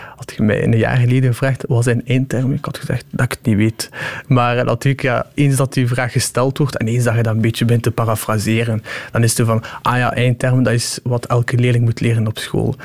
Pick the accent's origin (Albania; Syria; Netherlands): Albania; Shkodër, Shkodër County; now in Ghent, Belgium; ik kom uit Skodra